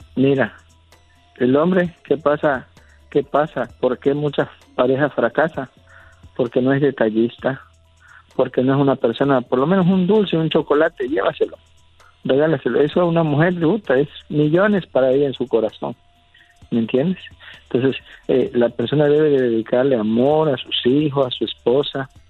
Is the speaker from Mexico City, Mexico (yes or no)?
no; San Andrés Tuxtla, Veracruz, Mexico; also born or lived in Catemaco, Veracruz